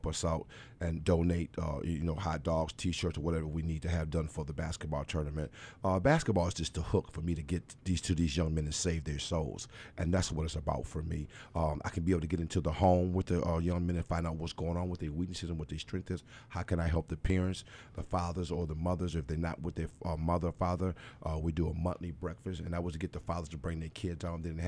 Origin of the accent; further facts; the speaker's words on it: Buffalo, New York, United States; I'm originally from Buffalo, born and raised here on the east side